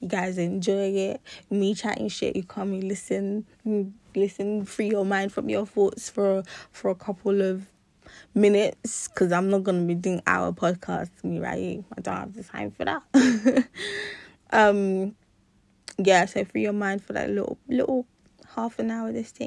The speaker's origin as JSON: {"language": "English", "country": "Nigeria", "said": "I'm Nigerian"}